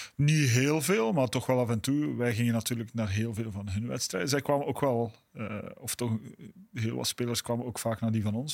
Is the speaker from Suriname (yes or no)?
no; Belgium; Ik, voel me Belg